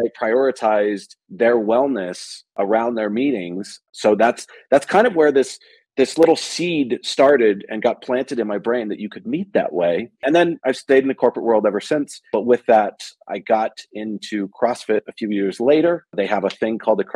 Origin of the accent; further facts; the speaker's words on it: Bay Area, Silicon Valley, California, United States; I grew up in the Bay Area in Silicon Valley